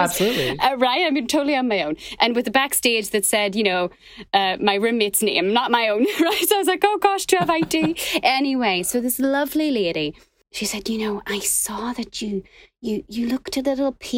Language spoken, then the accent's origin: English; Northern Ireland, United Kingdom; moved away as an adult; now in New York, United States; I'm from Northern Ireland originally.